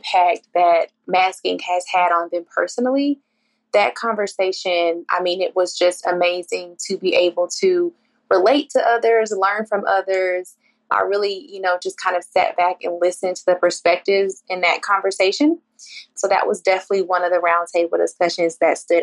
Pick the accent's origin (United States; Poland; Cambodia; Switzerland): United States; Atlanta, Georgia; I'm from Atlanta, Georgia.